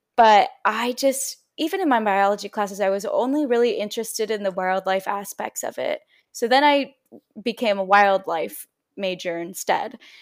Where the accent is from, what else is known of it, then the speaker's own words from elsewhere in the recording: San Diego, California, United States; also born or lived in Davis, California; I'm from San Diego and, um, I grew up next to the ocean